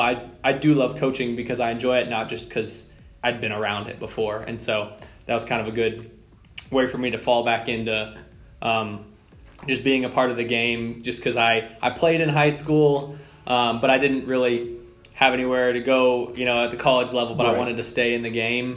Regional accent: Lubbock, Texas, United States; I grew up here in Lubbock. I lived in the same house my whole life

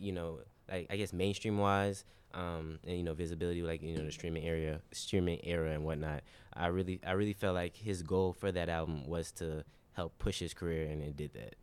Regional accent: Charlotte, North Carolina, United States; I'm from Charlotte

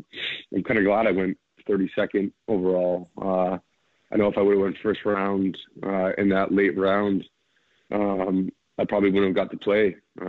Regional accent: Toronto, Ontario, Canada; I grew up in Toronto

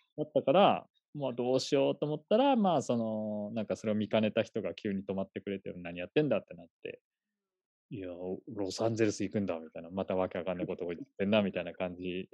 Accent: Fukushima, Japan; moved away; also born or lived in Tokyo; 福島は、えー、と一応僕がですね、生まれたところが、まあ、この辺りだったっていうところですね。なんで、まあ、U、ともともと東京にもいたので、まあ、U ターンって形

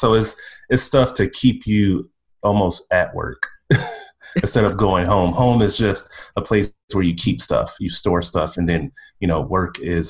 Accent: Midwest, United States; And plus I come from a working class background, so I don't think I'm West Coast fancy. I'm from the Midwest.

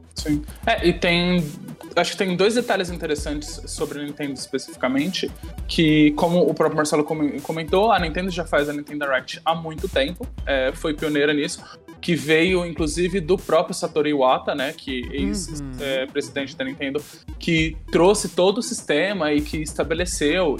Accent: Brazil; a gente é brasileiro

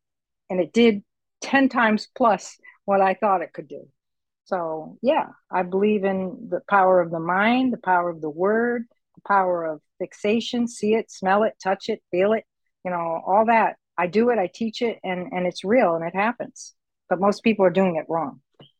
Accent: United States; now in Puerto Rico; I'm on an island, for example, that I'm a minority. I'm an American here on Puerto Rico. So I'm a minority. And when I came here, I didn't speak Spanish. I do now.

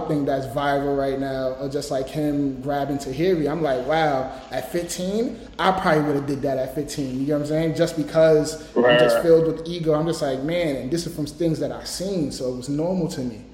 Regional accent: New York, United States; I'm from New York

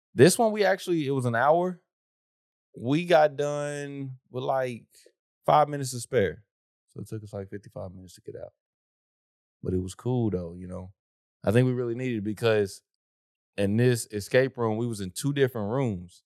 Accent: Oklahoma, United States; I'm from the South

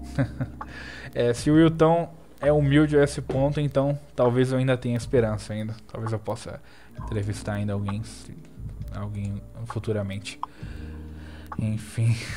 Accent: Natal, Rio Grande do Norte, Brazil; Eu também sou do Nordeste, eu sou de Natal

